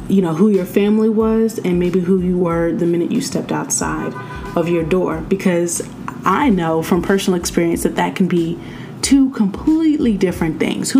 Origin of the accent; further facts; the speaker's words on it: United States; I was born in America